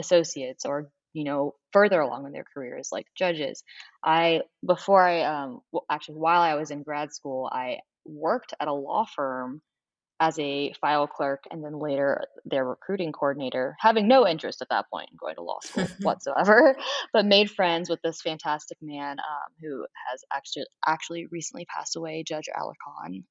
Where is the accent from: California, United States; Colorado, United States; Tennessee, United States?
Tennessee, United States; Nashville; moved away as an adult; now in New Orleans, United States; I am from Nashville, Tennessee originally.